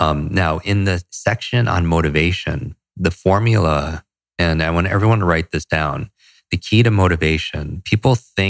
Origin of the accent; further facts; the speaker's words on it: Northeast, United States; And I grew up in the Northeast. I despise the cold, but I still do it.